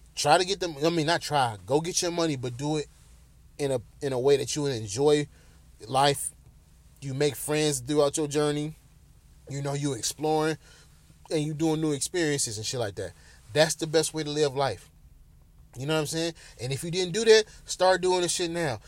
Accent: Bedford, Ohio, United States; my hometown, Bedford, Ohio

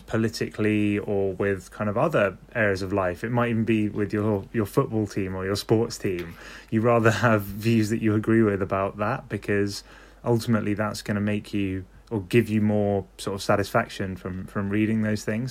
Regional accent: London, United Kingdom; I'm from London

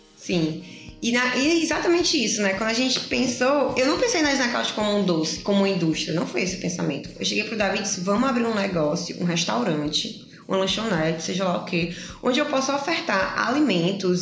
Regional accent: Pacajus, Ceará, Brazil; now in Fortaleza, Brazil; eu vim do interior, eu sou de Pacajus, não interior tão interior, região metropolitana, 50 quilômetros daqui

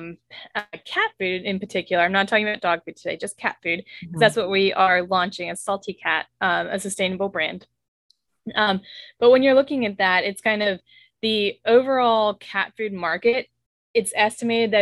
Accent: South Louisiana, United States; we're from South Louisiana

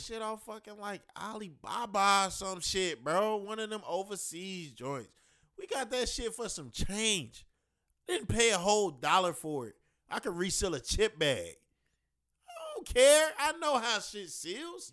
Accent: Chicago, Illinois, United States; we from Chicago

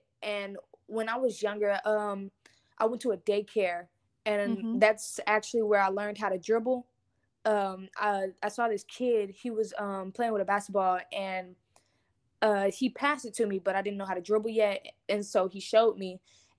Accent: Lancaster, Texas, United States; also born or lived in Houston / Beaumont / Dallas; I am from Lancaster, Texas, which is in Dallas, Texas. But I was not raised in Dallas. I've been raised in three different cities, which is Houston, Beaumont, and Dallas. I'm 17 years old

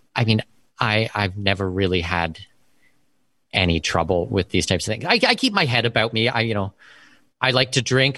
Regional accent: Canada; first language English; moved away as an adult; also born or lived in Abu Dhabi, United Arab Emirates; now in Panama; I was born and raised in Canada.

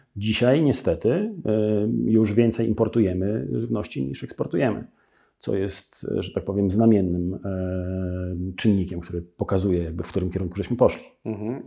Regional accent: Białystok, Podlaskie Voivodeship, Poland; Ja jestem z Białego Stoku

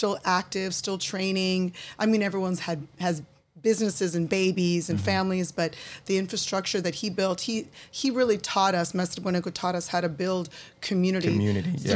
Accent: Glendale, California, United States; also born or lived in San Francisco Bay Area; Brazilian American, grew up in Glendale

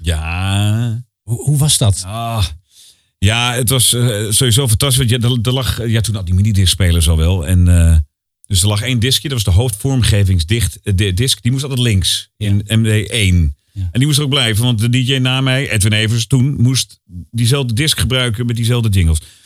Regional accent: Utrecht, Netherlands; Maar ik kom uit Utrecht

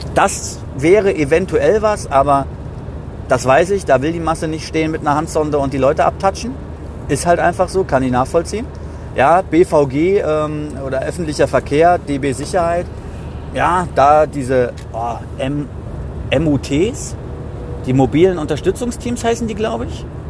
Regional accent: Gießen-Marburg, Hesse, Germany; aus meiner Heimat, äh, Gießen-Marburg

